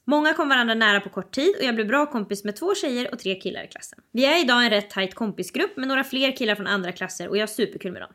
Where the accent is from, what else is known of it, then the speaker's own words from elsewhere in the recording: Sweden; vi växer ju upp, när man växer upp i Sverige så växer man upp med bilden av att svenskar är inte rasistiska